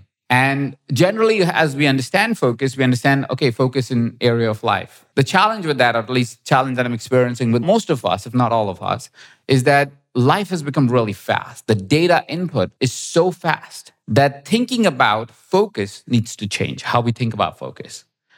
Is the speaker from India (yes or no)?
yes; India; as you may have noticed, I'm Indian. So I need spices and everything.